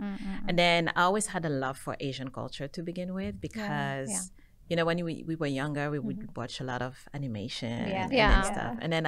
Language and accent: English; Senegal; also born or lived in Paris, France / New York, United States; now in Korea; Mm-hmm. I was born in Paris. I'm originally from Senegal. Mm-hmm. I lived in New York for over 10 years, and then I moved to Korea.